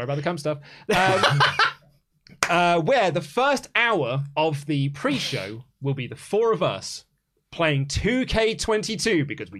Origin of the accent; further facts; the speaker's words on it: Melbourne, Victoria, Australia; I'm from Melbourne, Australia